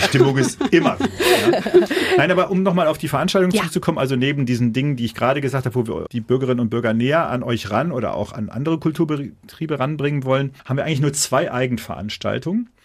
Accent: Dortmund, North Rhine-Westphalia, Germany; als Dortmunder

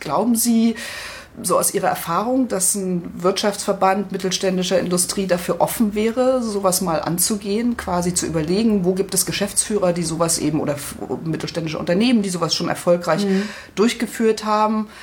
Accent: Spreewald, Brandenburg, Germany; moved away; Ich komme ja ursprünglich aus dem Spreewald

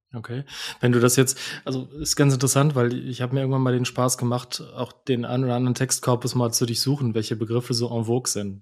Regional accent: Germany; als Deutsche

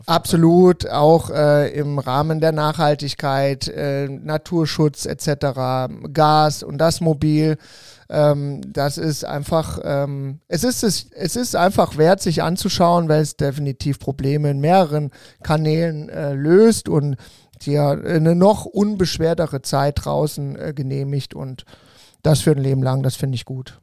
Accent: Mainz category, Rhineland-Palatinate, Germany; now in Cologne, Germany; wo ich herkomme, feiert man ja Fasching und das ist auch sehr feuchtfröhlich. Ich bin ja eher so die Mainzer-Kategorie ähm, äh, vom Bundesland her

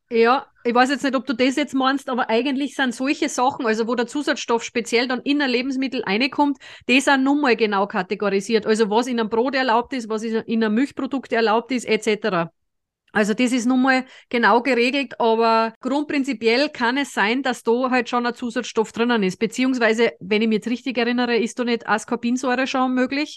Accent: Austria; es ist aber bei uns in Österreich nicht gerne gesehen

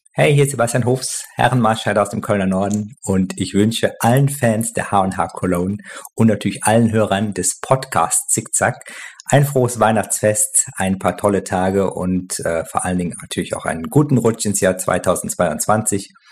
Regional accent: China; German is a second language; moved away as an adult; now in Berlin, Germany; Ich komme aus China und lebe jetzt seit 15 Jahren in Berlin

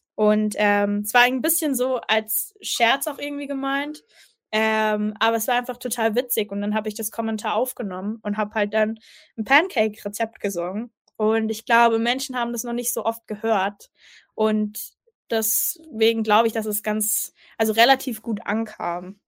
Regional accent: Mannheim, Baden-Württemberg, Germany; also ich bin in Mannheim aufgewachsen. Äh, meine Familie kommt aus Mannheim, also ich bin eine richtige Monomerin

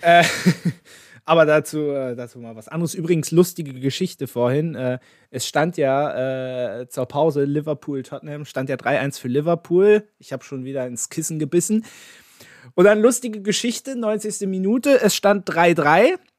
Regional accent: Berlin, Germany; als gebürtiger Berliner

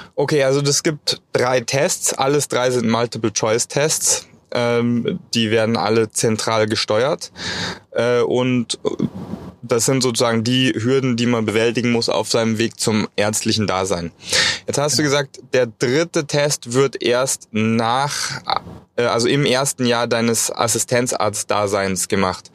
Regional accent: Germany; bei uns in Deutschland

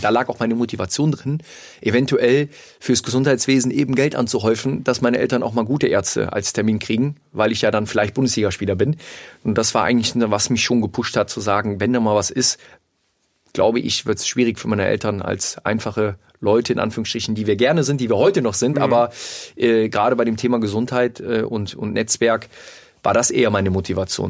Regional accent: Mönchengladbach, North Rhine-Westphalia, Germany; ich komme aus Mönchengladbach

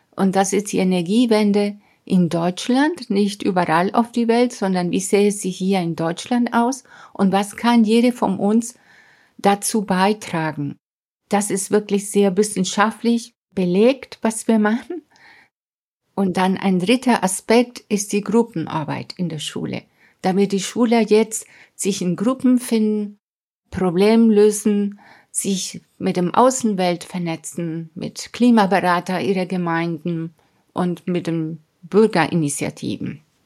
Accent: Mérida, Venezuela; German is a second language; moved away as an adult; also born or lived in Hamburg, Germany / Caracas, Venezuela / England; now in Munich, Germany; damals in der 11. Klasse in den Anden in Mérida, das ist meine Heimatstadt

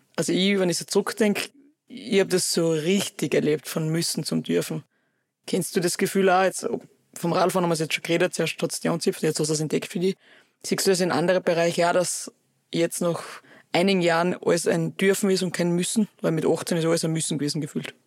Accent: Oberwölz, Styria, Austria; wir haben bei uns in Oberwürz einen Kletterpark

